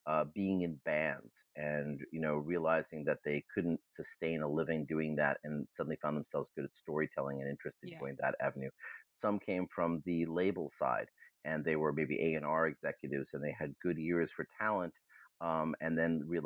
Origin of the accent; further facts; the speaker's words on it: Boston, Massachusetts, United States; first language German; English is a second language; also born or lived in New Haven, Connecticut / Hamburg, Germany / Princeton, New Jersey; And so I grew up mostly in Boston.